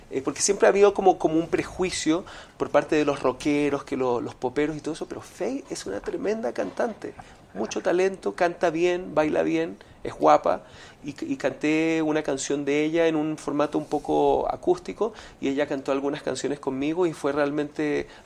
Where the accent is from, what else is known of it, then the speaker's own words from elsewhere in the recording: Venezuela; yo no sufrí mucho bullying, más cuando niño en Venezuela